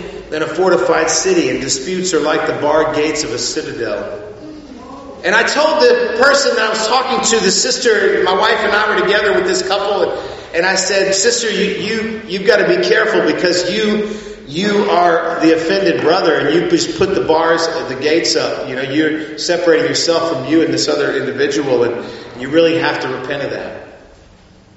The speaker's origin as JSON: {"language": "English", "region": "South Texas", "country": "United States", "tie": "born or raised there", "said": "my hometown at one time in South Texas"}